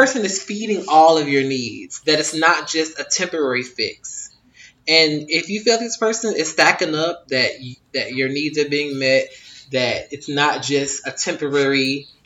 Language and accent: English; United States; I am American